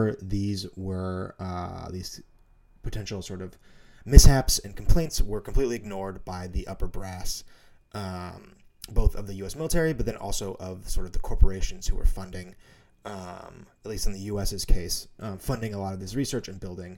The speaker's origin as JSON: {"language": "English", "town": "Missoula", "region": "Montana", "country": "United States", "tie": "born or raised there", "said": "growing up in Missoula, Montana"}